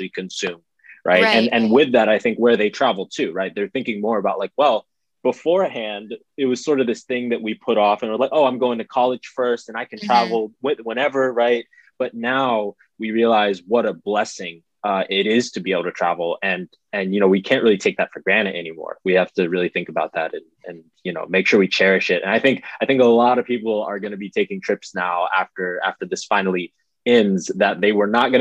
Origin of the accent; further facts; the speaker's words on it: United States; as an American